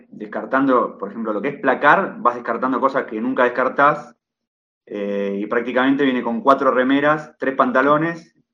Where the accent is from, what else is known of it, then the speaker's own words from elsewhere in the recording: Vicente López, Buenos Aires Province, Argentina; now in Italy; Eh, estamos acá desde el 31 de diciembre, poquito. Em, venimos de Buenos Aires, Vicente López